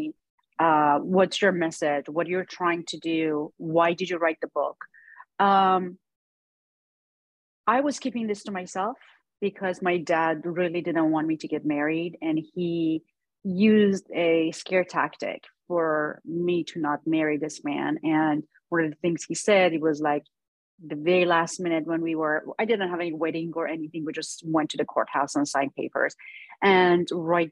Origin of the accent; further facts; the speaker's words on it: Iran; moved away as an adult; now in Los Angeles, United States; growing up in Iran